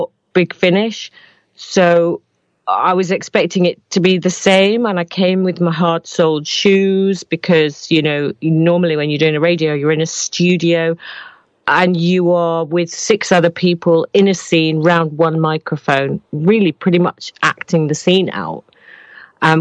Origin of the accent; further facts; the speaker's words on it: Manchester, North West England, United Kingdom; we're both from Manchester